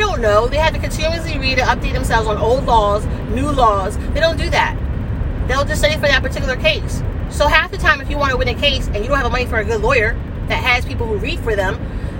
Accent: United States; I so happen to be American too

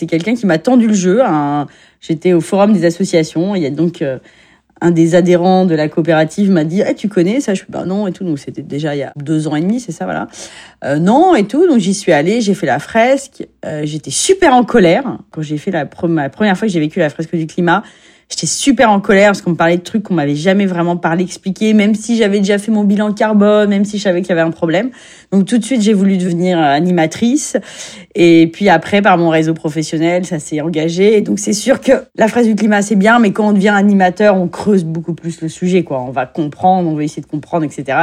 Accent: Paris, Île-de-France, France; born there; J'habite à Agnières-sur-Seine et je suis née à Paris, donc je suis une Parisienne.

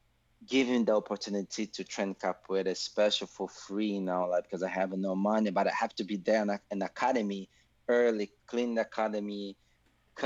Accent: Salvador, Bahia, Brazil; English is a second language; moved away; I'm from Brazil, Salvador, Bahia

